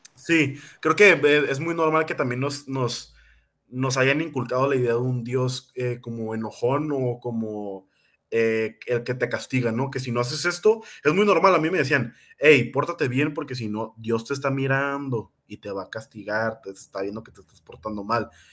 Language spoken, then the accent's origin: Spanish; Mexico; nosotros que somos mexicanos